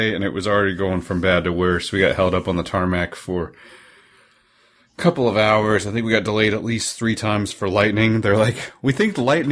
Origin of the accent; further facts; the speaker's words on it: Oklahoma, United States; moved away; I grew up in Oklahoma